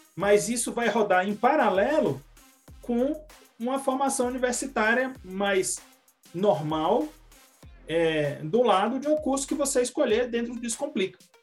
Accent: Ceará, Brazil; now in São José dos Campos, Brazil; vem lá do, do, do Ceará, que é o minha terra natal

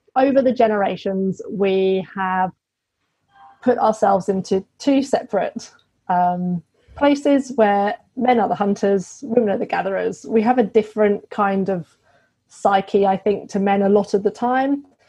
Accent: United Kingdom; moved away as an adult; now in Australia; I'm British, obviously. so, we came over to Australia in 2017

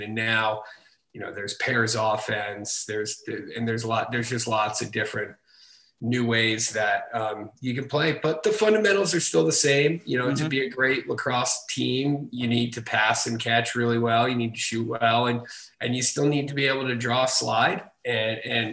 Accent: East Providence, Rhode Island, United States; now in San Francisco, United States; I am from East Providence, Rhode Island, grew up in a little town called Rumford. And now I live in San Francisco

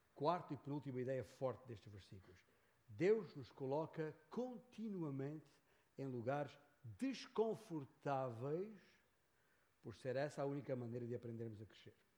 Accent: Beja, Alentejo, Portugal; moved away as an adult; also born or lived in Lisbon / São Paulo, Brazil / northern Portugal; Nasci em Beja, Alentejo. Nasci ali num certo dia de 1958, gerado por um determinado casal, António e Ana. Ali na freguesia de Santiago Maior. Ah, e ali cresci até seguir para Lisboa

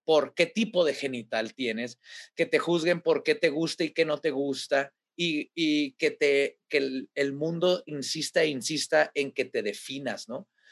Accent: Mexico; somos mexicanos. Como mexicanos

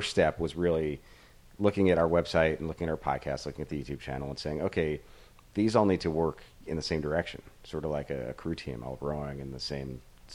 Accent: Fort Lauderdale, Florida, United States; moved away; I grew up in Fort Lauderdale

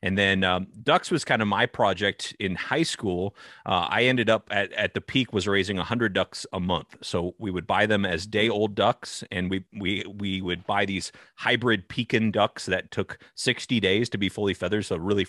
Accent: California, United States; So I'm in the U.S. I grew up in Northern California, and I grew up on just 5 acres, so very small farm, not large at all

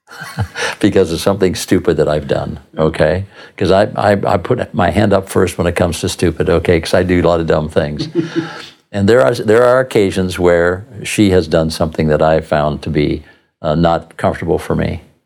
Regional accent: Southern California, United States; now in Tucson, United States; I grew up surfing in Southern California

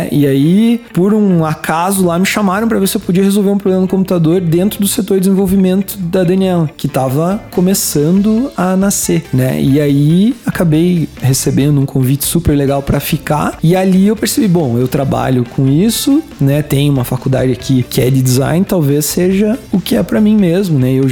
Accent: Caçador, Santa Catarina, Brazil; born or raised there; moved away

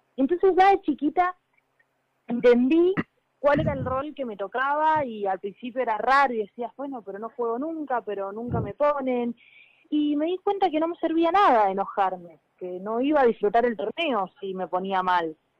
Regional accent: Mendoza, Argentina; moved away as an adult; also born or lived in Buenos Aires (Club Italiano); me fui de Mendoza a, Italiano, que en ese momento tenía 21 años

